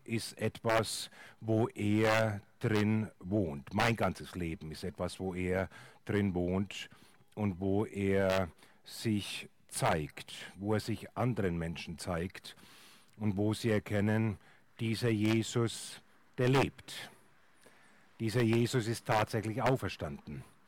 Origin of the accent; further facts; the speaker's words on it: Franconia, Bavaria, Germany; in Franken, wo ich herkomme